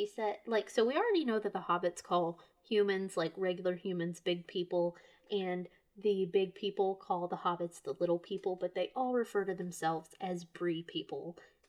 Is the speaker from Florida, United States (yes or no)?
yes; Lake City, Florida, United States; my hometown of Lake City is at the crossroads of I-75 and I-10.